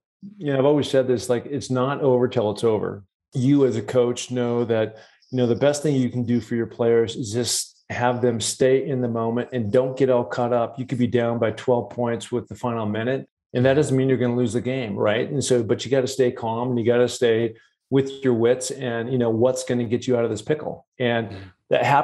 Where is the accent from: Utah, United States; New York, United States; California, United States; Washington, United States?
Washington, United States; Seattle; I grew up in Seattle, Washington